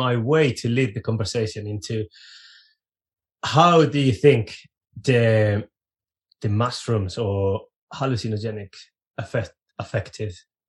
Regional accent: Spain; also born or lived in Reading, England; now in South England, United Kingdom; Me being from Spain, being born in Spain

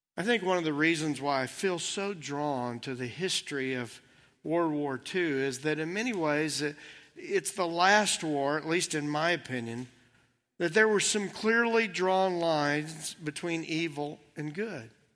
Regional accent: United States; Those are the only lenses that I have growing up here

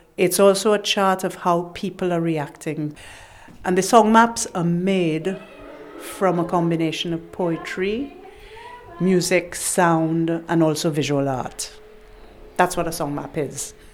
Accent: Trinidad & Tobago; moved away; It's part of my culture growing up in Trinidad.

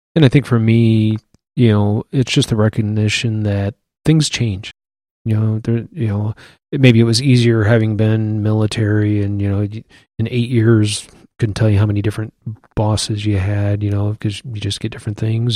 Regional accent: Iowa City, Iowa, United States; moved away as an adult; also born or lived in Wichita; born and raised in Iowa City.

